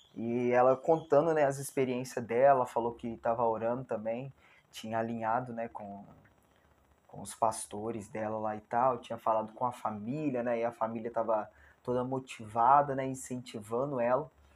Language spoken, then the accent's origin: Portuguese; Barra Mansa, Rio de Janeiro, Brazil; Eu moro em Barra Mansa, né, estado do Rio de Janeiro, né, sou fluminense